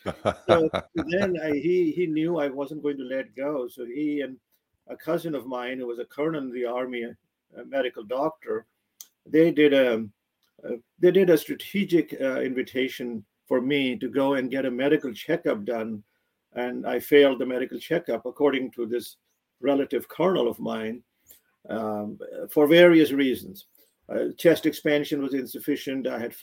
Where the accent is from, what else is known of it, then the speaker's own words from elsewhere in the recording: Pakistan; That is correct. Yes, 1953, April 25th.